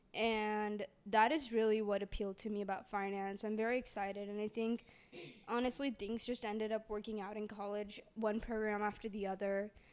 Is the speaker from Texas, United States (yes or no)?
yes; Dallas, Texas, United States; I'm from Dallas, Texas